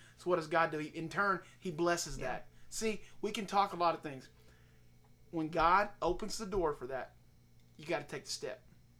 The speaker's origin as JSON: {"language": "English", "region": "Oklahoma", "country": "United States", "moved": "as an adult", "said": "I'm Oklahoma through and through. If you don't know me, you do now. I mean, I'm from Oklahoma, and that's what I know. That's what I've known."}